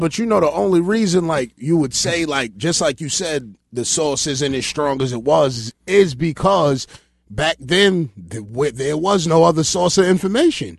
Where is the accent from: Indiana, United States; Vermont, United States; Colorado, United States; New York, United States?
New York, United States; New York City; I grew up, um, on Georgia